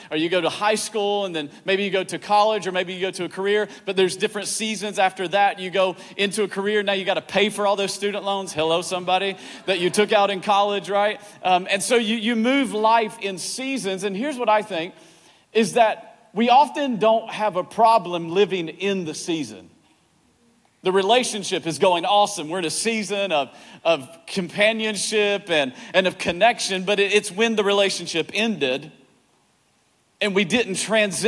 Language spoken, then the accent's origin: English; East Tennessee, United States; now in Virginia, United States; I grew up in East Tennessee, where the men are men and so are the women